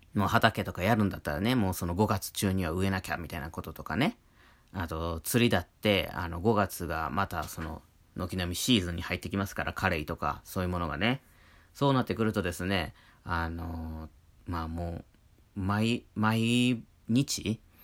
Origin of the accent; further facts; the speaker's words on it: Wakayama, Japan; now in Hokkaido, Japan; 和歌山県出身